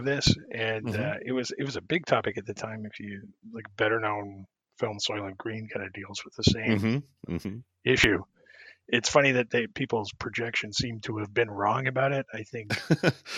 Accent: Canada; I'm Canadian

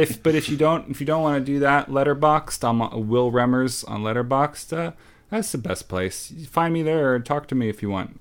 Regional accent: Long Island, New York, United States; accent: Long Island; I'm from Long Island

